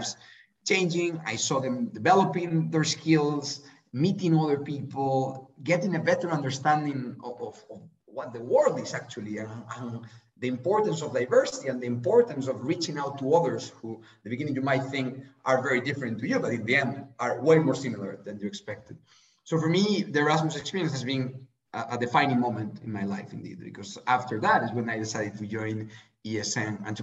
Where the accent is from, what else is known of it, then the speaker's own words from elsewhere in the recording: Spain; I'm from Spain